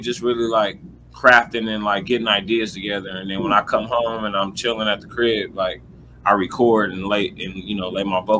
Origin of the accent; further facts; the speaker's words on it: Inland Empire, Southern California, United States; I'm from Southern California, the Inland Empire to be exact. Okay. It's about 35-40 minutes east of LA.